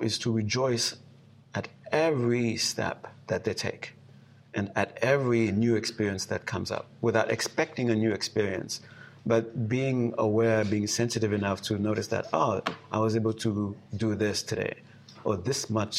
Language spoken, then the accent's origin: English; Haiti; now in United States; growing up in Haiti